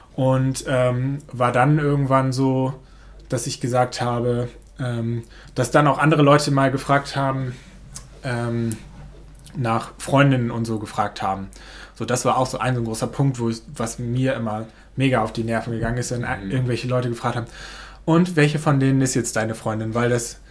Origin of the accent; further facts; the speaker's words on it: Neuland, Germany; Das ist meine Heimat. Hier bin ich groß geworden.